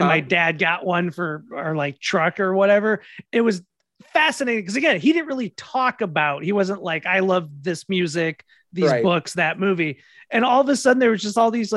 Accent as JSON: {"language": "English", "region": "Minnesota", "country": "United States", "tie": "born or raised there", "moved": "yes", "said": "growing up in Minnesota"}